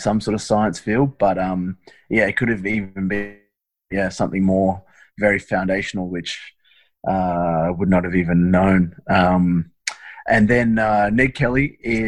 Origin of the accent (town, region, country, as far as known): Australia